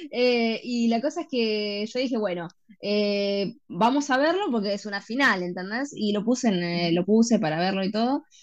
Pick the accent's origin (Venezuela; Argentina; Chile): Argentina; Y yo obviamente soy argent